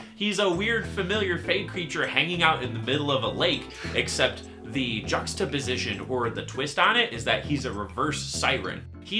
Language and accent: English; Michigan, United States; in my hometown in Michigan